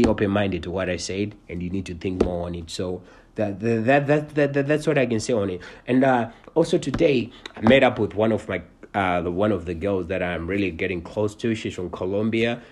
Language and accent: English; Cincinnati, Ohio, United States; I'm from Cincinnati.